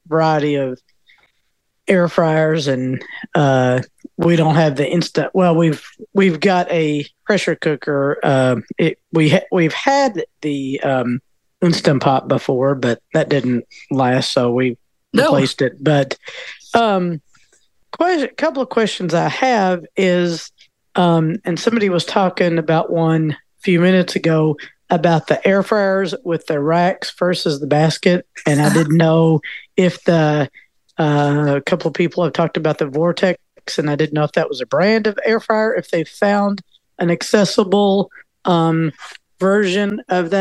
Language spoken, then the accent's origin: English; Louisville, Kentucky, United States; accent: Southern; I'm from Louisville